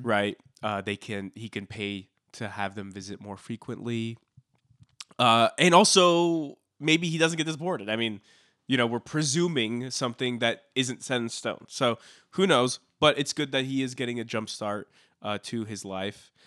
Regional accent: Los Angeles County, California, United States; I'm from a city in Los Angeles County.

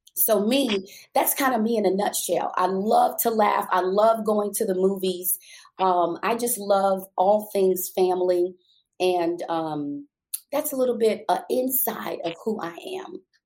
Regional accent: New York City, New York, United States; moved away as an adult; I am a native New Yorker. I was born and raised in Brooklyn

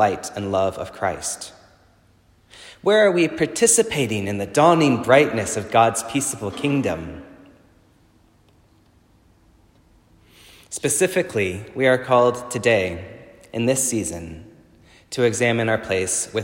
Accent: Texas, United States; accent: Texas; now in New Zealand; my Texas accent

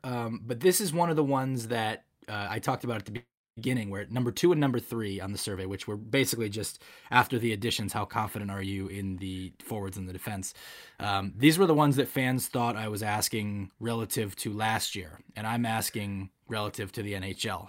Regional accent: Grand Rapids, Michigan, United States; I'm from Grand Rapids

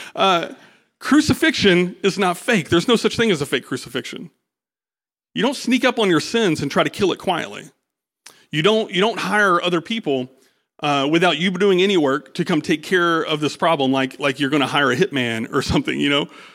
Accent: United States; I'm an American

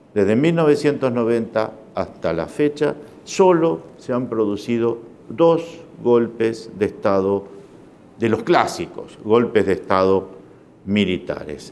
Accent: Uruguay; soy uruguayo

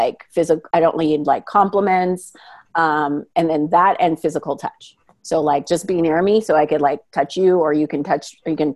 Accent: Manitoba, Canada; I'm from Manitoba.

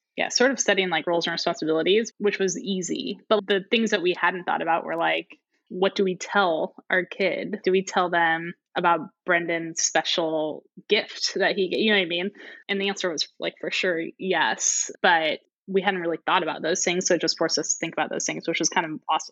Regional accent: St. Louis, Missouri, United States; moved away as an adult; also born or lived in Singapore; now in Bay Area, United States; I am originally from St. Louis, Missouri, so Mid- Midwesterner through and through

